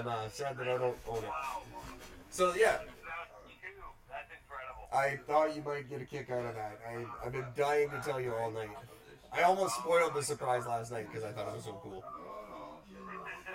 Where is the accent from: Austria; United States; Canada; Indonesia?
Canada